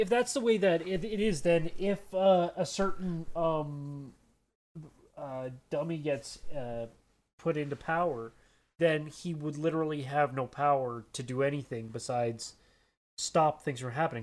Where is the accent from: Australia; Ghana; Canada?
Canada; I'm Canadian.